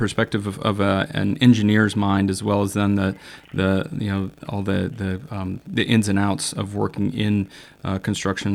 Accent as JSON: {"language": "English", "region": "Iowa", "country": "United States", "tie": "born or raised there", "said": "I grew up in Iowa, so also a Midwesterner at heart."}